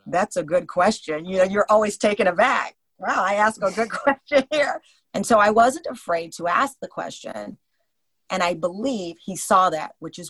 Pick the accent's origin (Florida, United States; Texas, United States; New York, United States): Texas, United States; Luling; I'm from Texas. I don't have that type of personality.